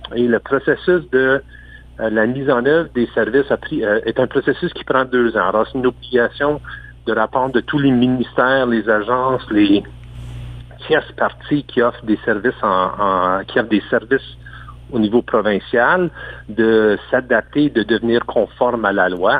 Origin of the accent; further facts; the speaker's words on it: Sudbury, Ontario, Canada; moved away as an adult; now in Aurora, Canada; Je suis un franco-ontarien du nord de l'Ontario. J'arrive de, la région de Sudbury, euh, au-delà de 25 ans passés